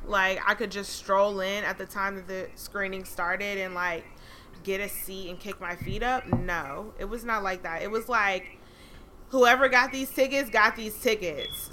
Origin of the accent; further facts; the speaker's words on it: Atlanta, Georgia, United States; now in Los Angeles, United States; I'm from Atlanta